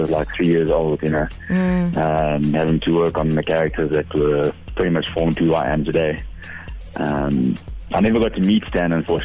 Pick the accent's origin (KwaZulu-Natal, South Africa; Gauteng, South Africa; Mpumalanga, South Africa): Gauteng, South Africa; Johannesburg; born and raised in Joburg